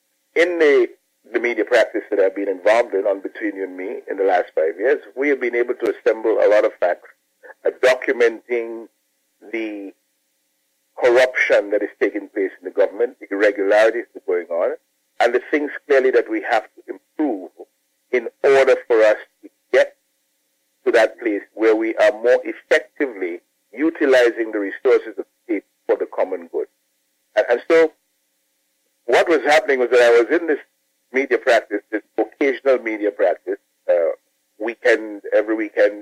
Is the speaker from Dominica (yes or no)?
yes; Dominica; I'm Dominican by birth. I was born in Mayagot, Dominica. Mm-hmm. And I grew up in Dominica